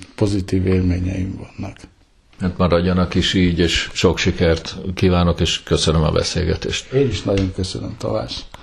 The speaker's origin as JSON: {"language": "Hungarian", "country": "Hungary", "also_born_or_lived": "Ireland", "moved": "as an adult", "lives_now": "Minneapolis, United States", "said": "költöztünk ki Magyarországról"}